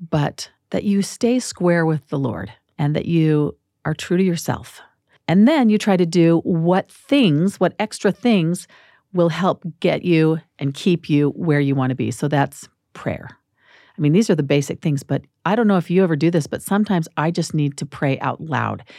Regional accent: Phoenix, Arizona, United States; also born or lived in Washington, D.C.; now in Salt Lake City, United States; I'm from Phoenix. I'm an Arizona girl

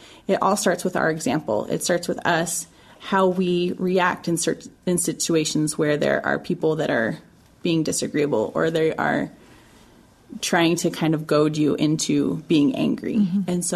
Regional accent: Utah, United States; I'm from Utah

